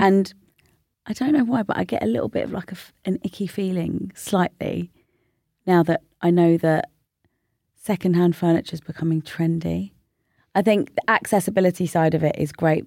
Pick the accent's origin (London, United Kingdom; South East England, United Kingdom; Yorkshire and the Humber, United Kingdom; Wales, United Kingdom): London, United Kingdom; I lived in North London I grew up in North London.